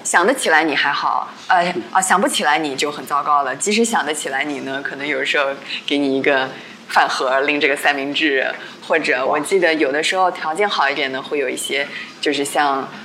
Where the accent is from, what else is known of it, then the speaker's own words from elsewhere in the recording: China; 因为我们 嗯 中国人。因为学生嘛，我们自小就是你知道，就好像怕老师